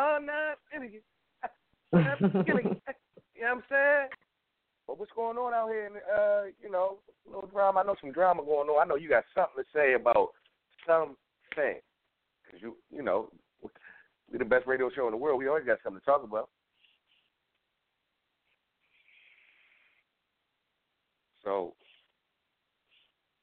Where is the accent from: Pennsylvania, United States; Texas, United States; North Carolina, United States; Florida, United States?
Pennsylvania, United States; Philadelphia; I'm from Philly